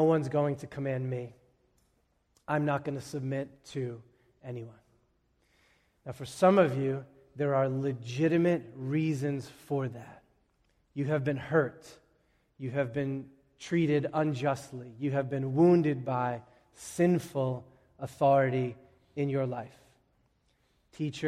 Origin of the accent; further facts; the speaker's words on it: Boston, Massachusetts, United States; having grown up around here